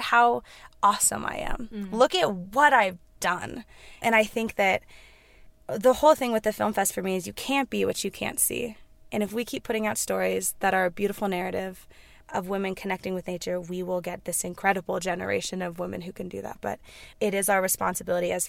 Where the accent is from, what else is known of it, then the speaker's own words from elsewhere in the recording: Carbondale, Colorado, United States; I'm from Carbondale, Colorado.